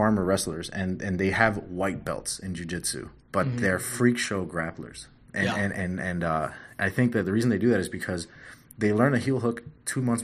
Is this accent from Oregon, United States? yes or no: no; Miami, Florida, United States; moved away as an adult; now in Indiana, United States; I'm from Miami, so I'm from, like, a big city down all the way on the other side of the East Coast.